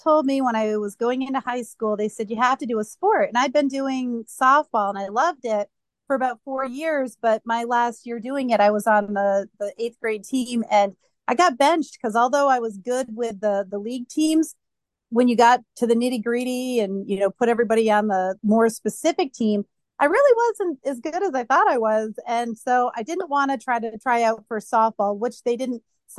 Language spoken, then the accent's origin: English; New Hampshire, United States; New Hampshire.